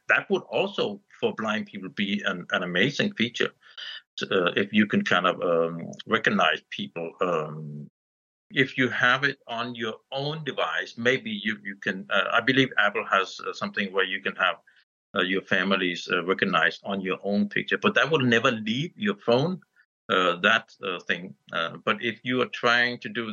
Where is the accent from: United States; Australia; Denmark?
Denmark; I'm from Denmark